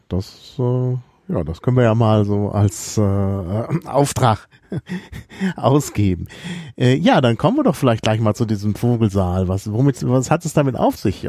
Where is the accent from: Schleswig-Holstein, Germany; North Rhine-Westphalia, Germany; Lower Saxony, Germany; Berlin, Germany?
North Rhine-Westphalia, Germany; Dortmund; ich bin ja in Dortmund aufgewachsen